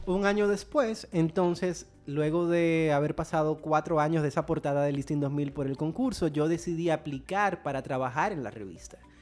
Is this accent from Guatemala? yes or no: no; Dominican Republic; Soy dominicano, nací aquí, he vivido toda mi vida aquí